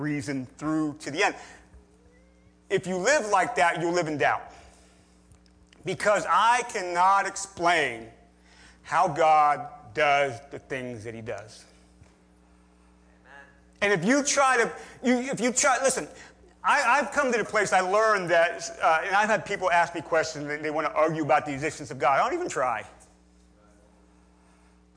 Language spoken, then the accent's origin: English; near Gettysburg, Pennsylvania, United States; I grew up near Gettysburg, Pennsylvania